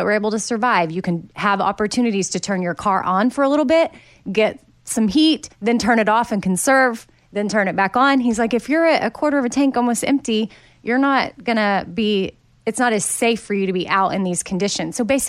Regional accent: Texas, United States; you know, I grew up in Texas. There was not always severe weather, which is why what's happening there right now is so crazy in Austin.

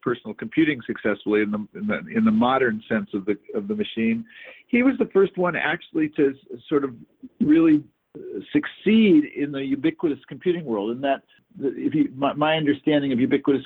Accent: Northern California, United States; growing up in Northern California and sort of being affected by the counterculture

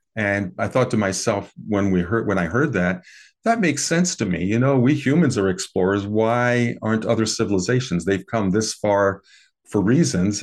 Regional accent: American Midwest, United States; I grew up in the American Midwest

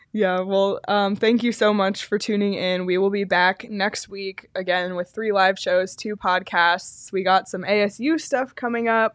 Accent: Canada; I grew up in Canada

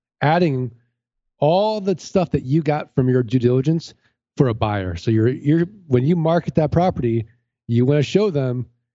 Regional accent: St. Louis, Missouri, United States; I'm from St. Louis.

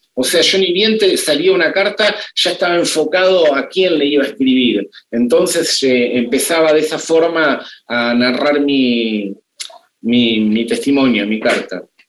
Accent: Tandil, Buenos Aires Province, Argentina; Yo vengo de Tandil

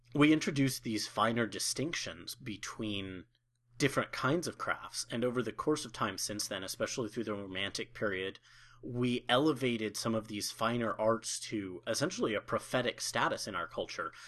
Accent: Colorado, United States; moved away as an adult; also born or lived in Oklahoma; my home state of Colorado

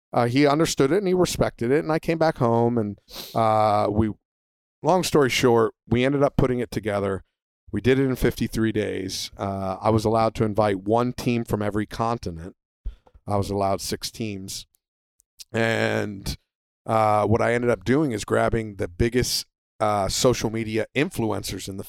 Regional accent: United States; United States

